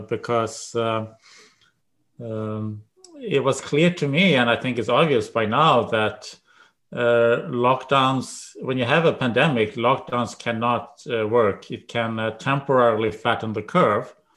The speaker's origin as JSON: {"language": "English", "country": "Sweden", "tie": "born or raised there", "moved": "as an adult", "lives_now": "United States", "said": "I grew up in Sweden. I went to college there, and then I went to, came to the United States."}